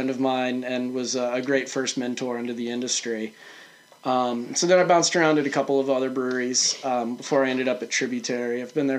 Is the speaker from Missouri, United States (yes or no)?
yes; St. Louis, Missouri, United States; now in Maine, United States; I grew up in St. Louis, and there's a pretty big brewery there